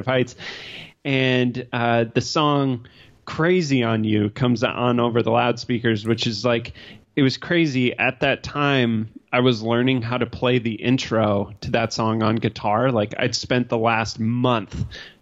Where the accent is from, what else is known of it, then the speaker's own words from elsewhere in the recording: Colorado, United States; I grew up in Colorado